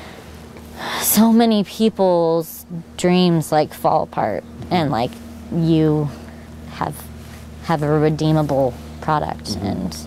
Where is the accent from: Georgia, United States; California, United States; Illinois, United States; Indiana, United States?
California, United States; San Diego; moved away as an adult; now in Oregon, United States; I'm from San Diego. So I grew up through multiple firestorms